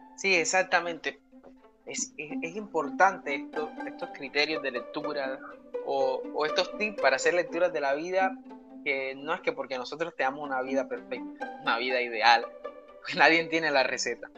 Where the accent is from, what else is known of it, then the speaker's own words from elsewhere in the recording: San Antero, Córdoba, Colombia; soy seminarista de Colombia, de una región que se llama Córdoba, un municipio de, de, de San Antero